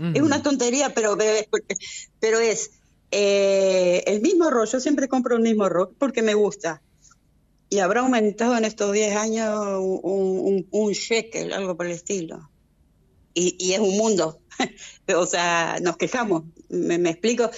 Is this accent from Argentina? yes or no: yes; Argentina; now in Israel; mi país de origen